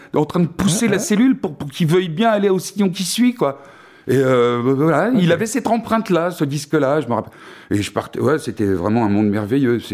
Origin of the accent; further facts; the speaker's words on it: France; chez nous en France